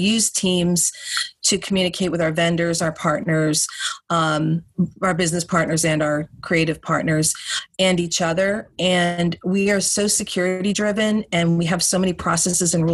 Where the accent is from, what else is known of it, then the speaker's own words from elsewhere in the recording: outside New York, United States; I grew up outside New York